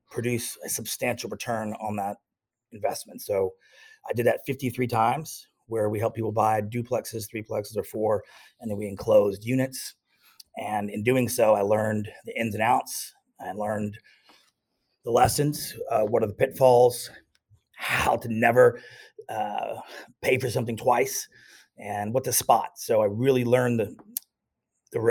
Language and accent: English; Texas, United States; now in San Diego, United States; It's my home state